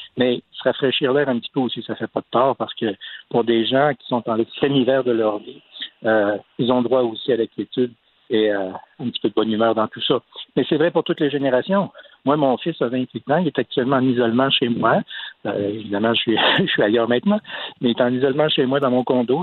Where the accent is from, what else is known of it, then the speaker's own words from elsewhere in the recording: Canada; on est tous des Canadiens